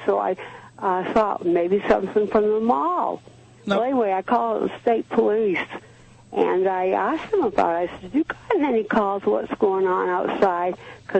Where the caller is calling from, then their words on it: Dartmouth, Massachusetts, United States; from Dartmouth.